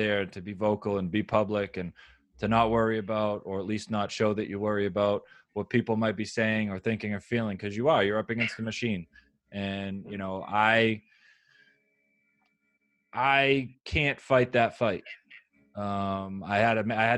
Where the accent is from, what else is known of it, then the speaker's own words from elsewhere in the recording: United States; I'm an American hostage. I was born here